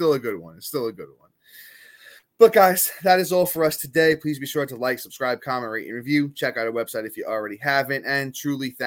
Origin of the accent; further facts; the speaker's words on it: New York City, New York, United States; Matt and I are from New York. We're both born and raised in Staten Island.